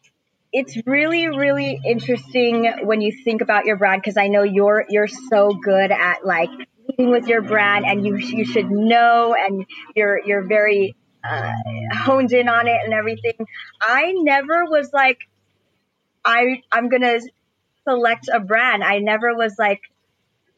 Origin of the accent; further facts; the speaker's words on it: Los Angeles, California, United States; I'm from Eagle Rock.